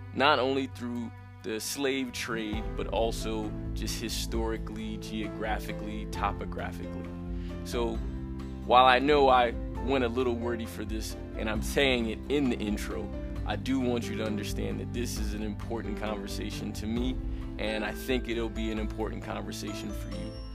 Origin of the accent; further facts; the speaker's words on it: United States; moved away as an adult; now in Colombia; I'm I'm an American, right? My father's Jamaican